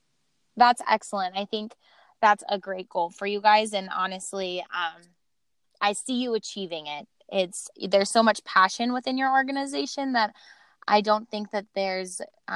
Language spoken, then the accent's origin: English; Montana, United States; moved away as an adult; now in North Dakota, United States; So I personally am from pretty rural states. I am from Montana. And I go to school in North Dakota right now.